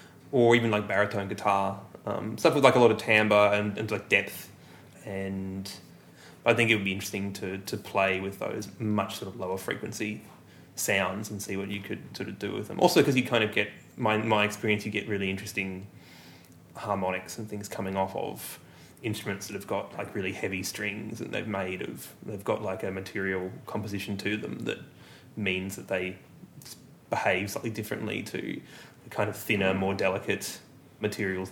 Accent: Melbourne, Victoria, Australia; also born or lived in Ballarat; I've lived here my whole life. I'm technically, I was born just outside of Melbourne in a satellite town called Ballarat

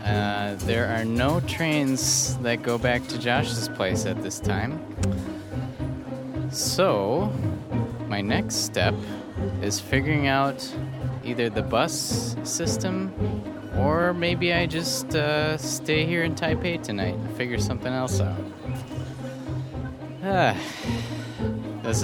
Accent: Stillwater, Minnesota, United States; my hometown of Stillwater, Minnesota

